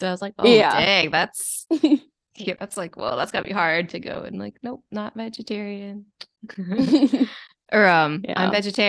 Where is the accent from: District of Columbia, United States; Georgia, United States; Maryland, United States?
Maryland, United States; now in Queens, United States; I grew up in Maryland, like close to DC